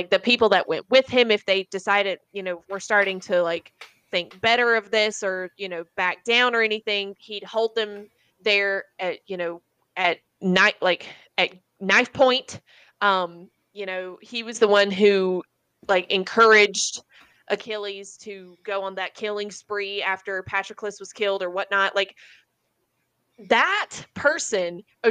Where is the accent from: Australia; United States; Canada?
United States; Lancaster; I'm from Lancaster